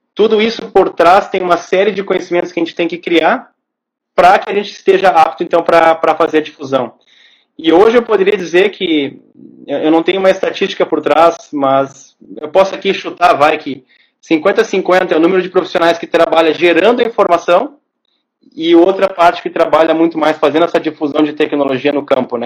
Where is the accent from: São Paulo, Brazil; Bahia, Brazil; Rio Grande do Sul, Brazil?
Rio Grande do Sul, Brazil; Porto Alegre; Eu nasci em Porto Alegre, cresci em Porto Alegre, meus amigos são os, os de origem da infância são todos aqui de Porto Alegre.